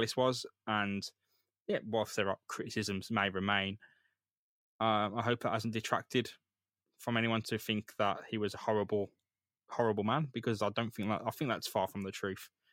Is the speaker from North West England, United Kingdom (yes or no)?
no; Birmingham, West Midlands, United Kingdom; growing up in Great Bar, Erdington, Handsworth